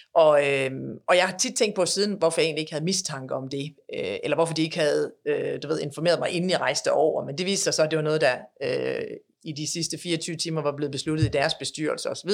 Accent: Denmark; moved away as an adult; now in United States; vi er jo danskere, vil jo aldrig, aldrig være andet end danskere

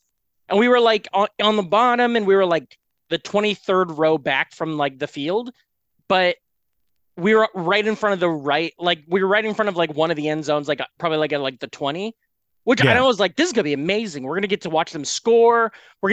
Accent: Iowa, United States; moved away; I was from Iowa

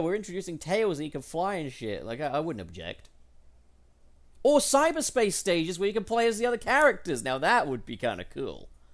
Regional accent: United Kingdom; as a British person

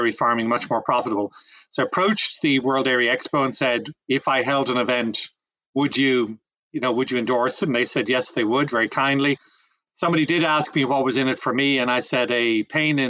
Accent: Ireland; moved away as an adult; also born or lived in France / Brazil; now in North Carolina, United States; Grew up in Ireland

